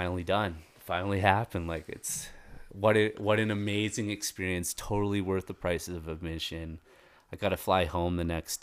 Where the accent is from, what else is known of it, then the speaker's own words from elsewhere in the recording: Toronto, Ontario, Canada; now in Colorado, United States; when I was a kid living in Toronto